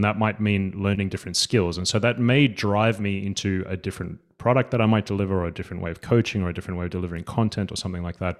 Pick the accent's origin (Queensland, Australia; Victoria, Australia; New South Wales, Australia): New South Wales, Australia; Sydney; accent: Australian; moved away as an adult; now in Gothenburg, Sweden; I am a coach from Australia. I uh, grew up in Sydney